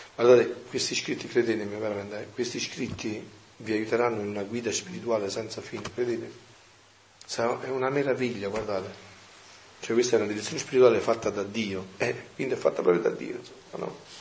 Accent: Campania, Italy; nel mio paese è così, veniva tanta gente da Napoli, da Benevento

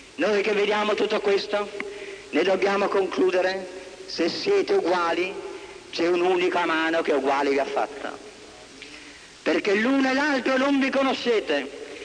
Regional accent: Italy

